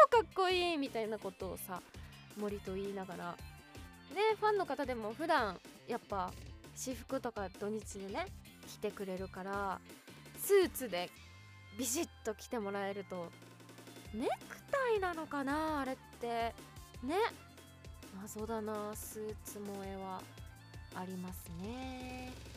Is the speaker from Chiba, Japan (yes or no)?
no; Kanazawa, Ishikawa, Japan; moved away; 私金沢出身なんですけど